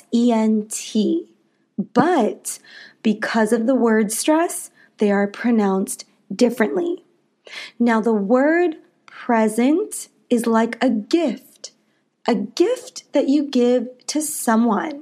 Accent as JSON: {"language": "English", "country": "United States", "said": "I am an American English teacher"}